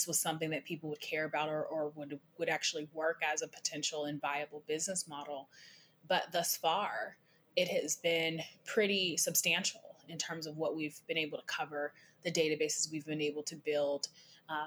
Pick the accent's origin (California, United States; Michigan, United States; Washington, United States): Washington, United States; Seattle; I grew up in Seattle